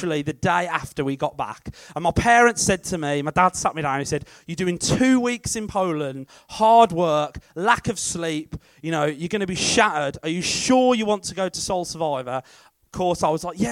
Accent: Sutton Coldfield, West Midlands, United Kingdom; I am from Sutton Coldfield

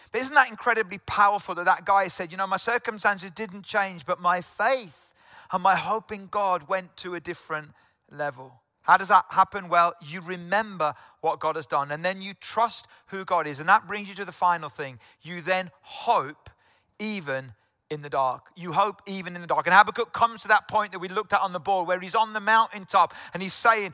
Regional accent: South Wales, United Kingdom; moved away; I'm from South Wales originally

